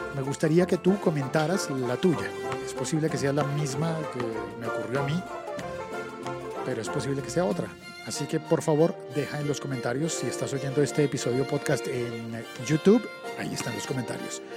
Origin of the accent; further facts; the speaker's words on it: Colombia; el 39 en mi país no corresponde al 39 de otros países